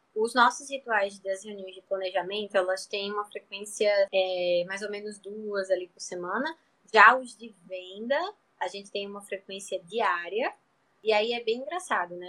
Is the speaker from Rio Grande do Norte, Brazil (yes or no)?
yes; Natal, Rio Grande do Norte, Brazil; eu sou aqui do Nordeste, de Natal, Rio Grande do Norte